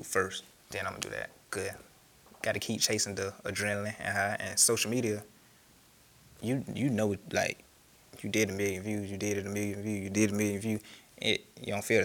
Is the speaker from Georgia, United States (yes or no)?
yes; Macon, Georgia, United States; I am from Macon, Georgia